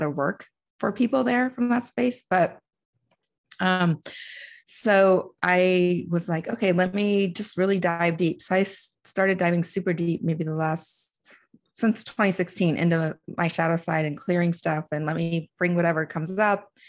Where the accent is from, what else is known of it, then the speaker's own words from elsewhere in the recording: DC area, Northern Virginia, United States; I grew up in Northern Virginia in DC area